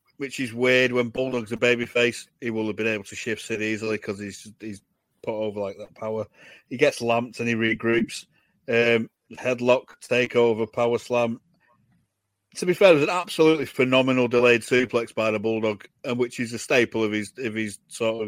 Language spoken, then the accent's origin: English; Manchester, North West England, United Kingdom; it's a completely different accent where I'm from. I'm from Manchester